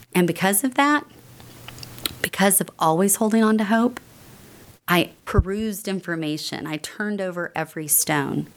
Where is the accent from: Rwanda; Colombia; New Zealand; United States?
United States; North Texas; I was brought up here in North Texas